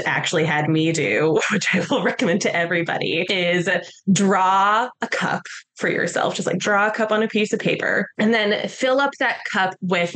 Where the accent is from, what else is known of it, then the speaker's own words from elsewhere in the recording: Colorado, United States; now in New York City, United States; I'm originally from Colorado